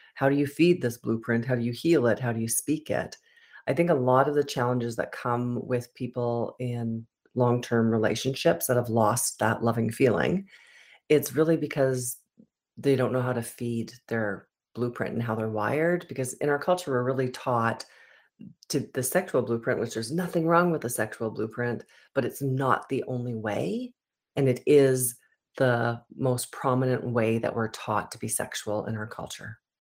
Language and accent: English; Edmonton, Alberta, Canada; I was born in Edmonton, Alberta